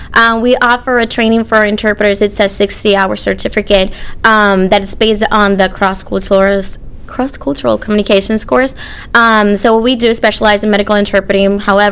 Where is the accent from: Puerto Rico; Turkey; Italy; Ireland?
Puerto Rico; Arecibo; moved away as an adult; also born or lived in Florida; now in St. Louis, United States; I'm from Arecibo, Puerto Rico. I moved to St. Louis about almost six years ago